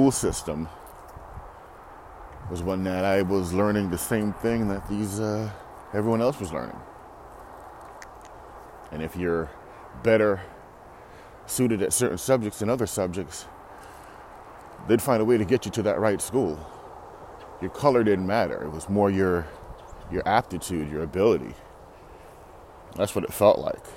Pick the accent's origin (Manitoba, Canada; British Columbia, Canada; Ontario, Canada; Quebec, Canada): Ontario, Canada; Toronto; as a kid, growing up in Toronto